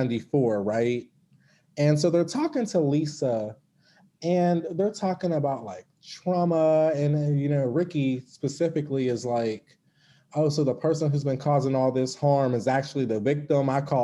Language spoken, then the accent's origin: English; Pittsburgh, Pennsylvania, United States; In Pittsburgh.